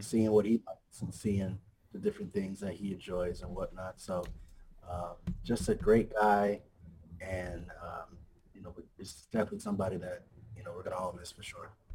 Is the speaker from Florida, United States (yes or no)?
no; Hawaii, United States; also born or lived in New York; raised okay. out here in Hawaii